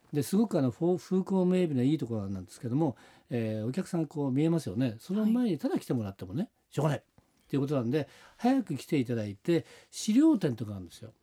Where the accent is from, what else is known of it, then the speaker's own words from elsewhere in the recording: Suzaka, Nagano, Japan; moved away; 長野県は須坂市でね、はいえー、行われてるんですけども、これは、えー、私の故郷なんですね